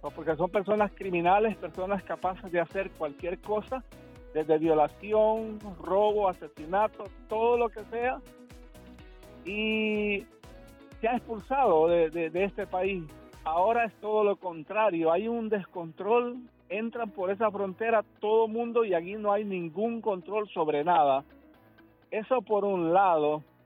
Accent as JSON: {"language": "Spanish", "country": "El Salvador", "moved": "yes", "lives_now": "Miami, United States", "said": "soy salvadoreño"}